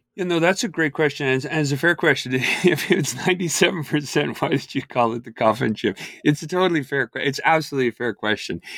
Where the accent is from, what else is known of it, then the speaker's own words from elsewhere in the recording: Ireland; I grew up in Ireland